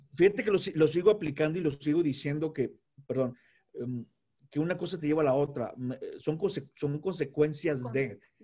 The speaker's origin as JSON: {"language": "Spanish", "town": "Tampico", "region": "Tamaulipas", "country": "Mexico", "said": "soy de Tampico."}